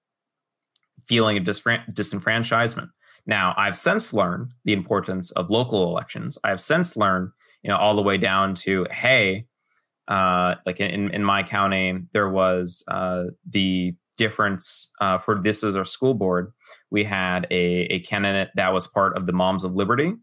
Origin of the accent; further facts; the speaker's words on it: Los Angeles, California, United States; moved away as an adult; now in Florida, United States; I'm originally from Los Angeles. I grew up born through 18 all within the California borders